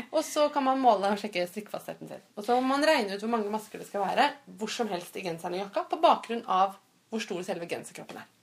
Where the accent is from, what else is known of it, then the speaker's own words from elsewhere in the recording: Fredrikstad, Østfold, Norway; jeg kommer fra Fredrikstad, så vi bodde i Fredrikstad.